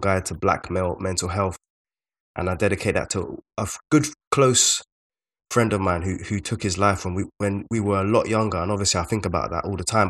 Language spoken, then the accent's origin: English; London, United Kingdom; we are both from South London